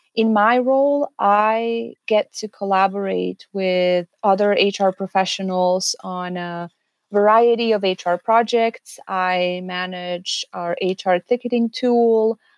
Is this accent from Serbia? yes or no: yes; Serbia; moved away as an adult; also born or lived in Canada; now in Edmonton, Canada; I am originally from Serbia, small European country. I moved to Canada in twenty fourteen after completing my bachelor's degree in social work